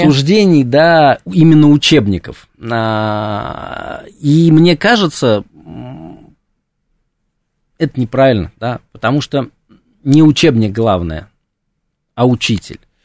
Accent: Samara, Samara Oblast, Russia; закончил школу, да, я хотел поступать в, ну, в нашем, в моем городе, да, в Самаре было два исторических факультета

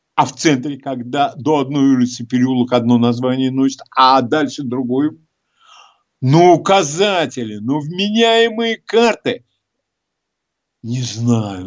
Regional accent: Moscow, Russia; Я москвич, я давно живу э, всю жизнь в нашем городе.

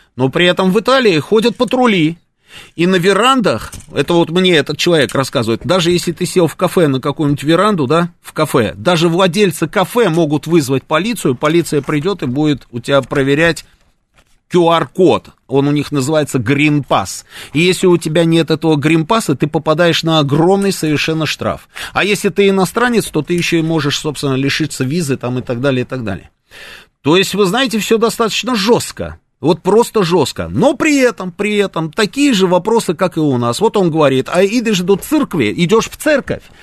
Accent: Russia; мы говорим, из России

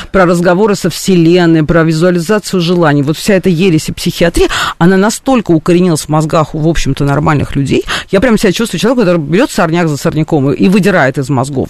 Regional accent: Russia; Я там этническая армянка, которая там со всеми поколениями жила на территории Русской империи, там, Российской империи, Советского Союза, теперь там Российской Федерации

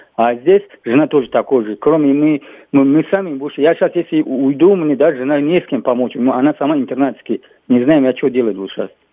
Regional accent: Tajikistan; now in Ryazan Oblast, Russia; у меня паспорт закончился таджикский

